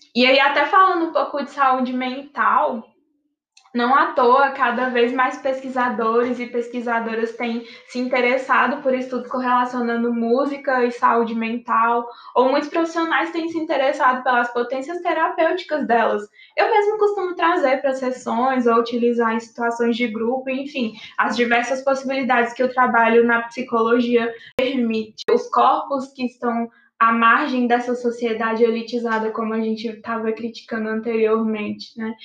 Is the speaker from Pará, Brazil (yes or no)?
yes; Pará, Brazil; da minha terra, do Pará